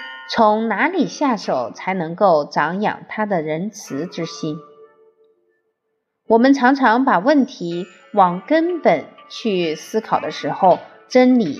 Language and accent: Chinese; China; 用我们中国人的话说，一看就是富贵相。